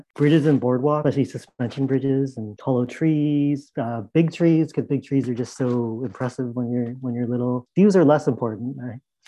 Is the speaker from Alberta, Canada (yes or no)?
no; Burnaby, British Columbia, Canada; Growing up in Vancouver, in Burnaby specifically